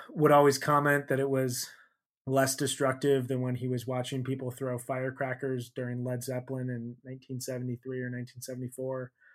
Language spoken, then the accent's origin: English; Chicago, Illinois, United States; I grew up in Chicago